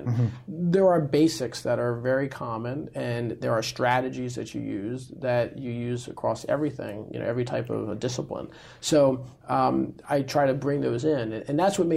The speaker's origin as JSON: {"language": "English", "country": "United States", "tie": "born or raised there", "said": "I was born here in the U.S"}